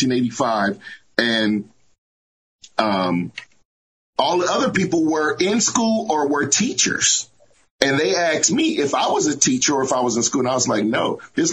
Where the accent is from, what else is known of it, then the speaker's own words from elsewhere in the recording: Hamilton, Ohio, United States; moved away; I'm actually from Ohio. I'm from Southern Ohio. I'm from a small town called Hamilton, Ohio